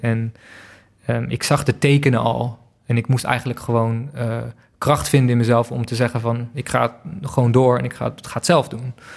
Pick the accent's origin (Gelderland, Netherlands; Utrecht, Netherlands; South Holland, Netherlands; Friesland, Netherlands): Friesland, Netherlands; moved away; also born or lived in Berlin; ik ben opgegroeid in Friesland met een stel koeien.